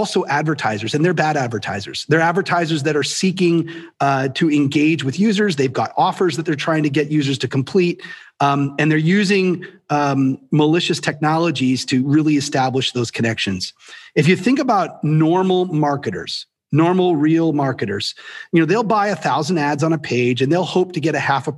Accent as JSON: {"language": "English", "country": "Canada", "said": "I'm Canadian"}